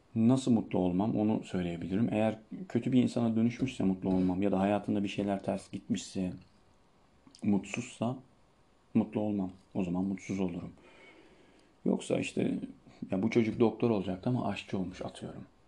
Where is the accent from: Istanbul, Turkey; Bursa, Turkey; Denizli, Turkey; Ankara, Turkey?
Denizli, Turkey; Çivril; Ama Trabzonlu değilim. Ben Denizliliyim. Denizli'nin Çivril ilçesinden.